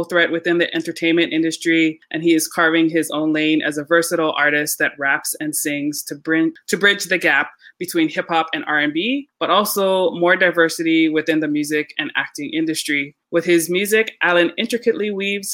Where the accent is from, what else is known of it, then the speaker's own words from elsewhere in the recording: Hawaii, United States; now in Maryland, United States; I actually live in Maryland. I'm originally from Hawaii